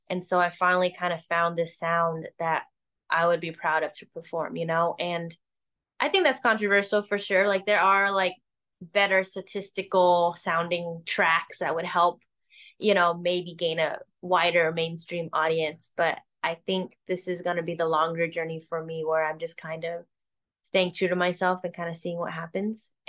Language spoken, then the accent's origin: English; Chicago, Illinois, United States; Hey, I love Chicago. I grew up in Chicago. I would love